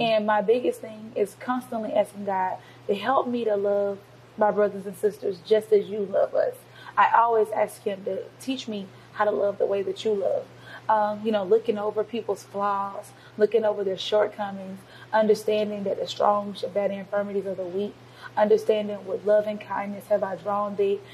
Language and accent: English; Covington, Georgia, United States; I'm born and raised in Covington, Georgia